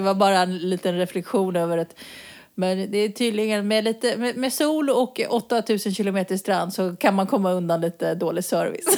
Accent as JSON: {"language": "Swedish", "country": "Sweden", "moved": "yes", "lives_now": "Spain", "said": "vi kommer från Sverige"}